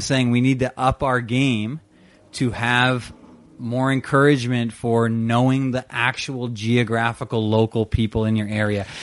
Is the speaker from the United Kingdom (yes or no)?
no; Brampton, Ontario, Canada; I grew up in Brampton